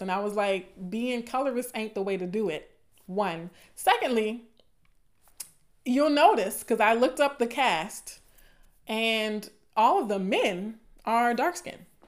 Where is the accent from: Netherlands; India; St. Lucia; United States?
United States; the South, Southern United States; accent: southern; my southern accent is coming out a little bit